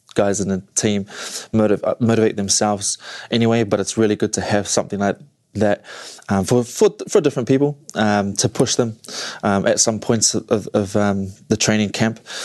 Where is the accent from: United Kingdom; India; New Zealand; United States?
New Zealand; where I am from New Zealand, New Zealand.